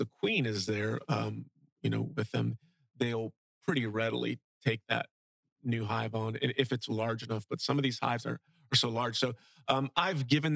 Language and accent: English; Fort Myers, Florida, United States; now in Bokeelia, United States; I grew up in South Fort Myers in an area called Briarcliff